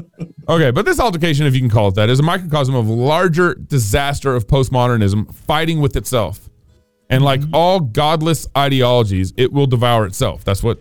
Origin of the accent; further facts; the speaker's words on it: Texas, United States; accent: Texas; that's my Texas accent coming out, you know, like, iron.